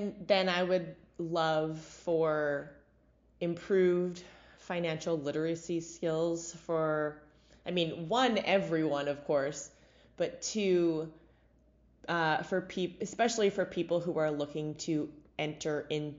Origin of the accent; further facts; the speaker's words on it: Canada; Sometimes we're too Canadian for our own good.